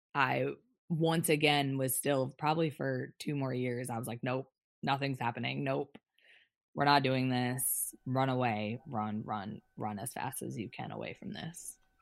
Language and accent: English; New York, United States; I grew up in New York